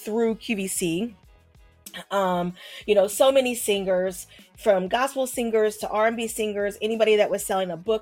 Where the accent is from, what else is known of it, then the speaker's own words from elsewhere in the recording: Philadelphia, Pennsylvania, United States; now in New York, United States; I'm from Philadelphia, but I live in New York now